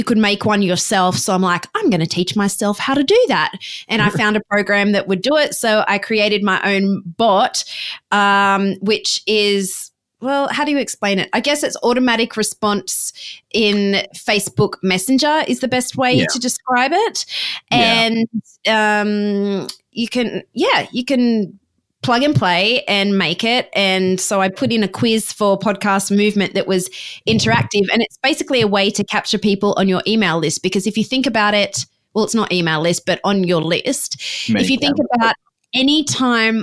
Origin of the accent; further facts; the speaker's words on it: Australia; moved away as an adult; also born or lived in Ohio, United States; I am Australian, but I went to college in Ohio.